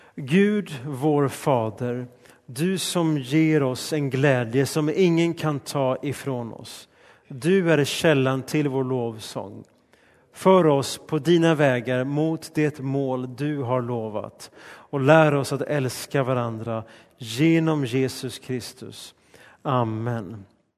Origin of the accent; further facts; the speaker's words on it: Sweden; Mitt hemland är Sverige och min nationalitet är svensk